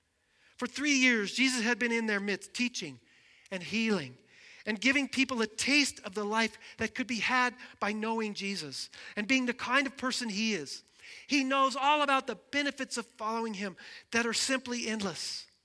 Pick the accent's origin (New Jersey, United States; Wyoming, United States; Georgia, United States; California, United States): Wyoming, United States; Albin; Where I grew up in Alban, Wyoming, basketball was king.